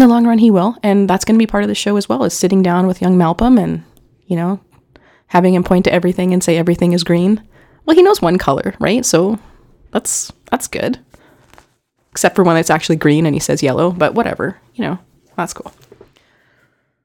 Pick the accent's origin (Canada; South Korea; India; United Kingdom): Canada; Winnipeg, Manitoba; we're from Winnipeg